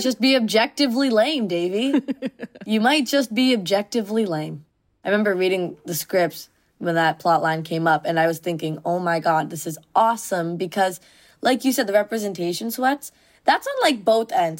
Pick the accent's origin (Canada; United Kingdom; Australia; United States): Canada; Mississauga, Ontario; my suburb of Mississauga